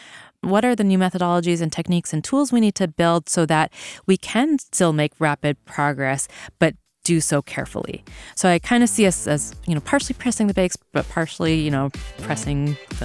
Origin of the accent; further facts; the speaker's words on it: Vancouver, British Columbia, Canada; moved away as an adult; So I grew up in Vancouver, BC.